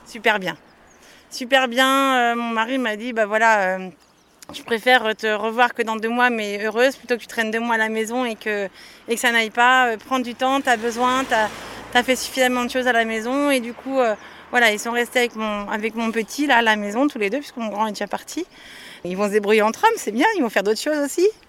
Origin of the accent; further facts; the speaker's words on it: between Nantes and Saint-Nazaire, Pays de la Loire, France; Je suis de Nantes entre Nantes et Saint-Nazaire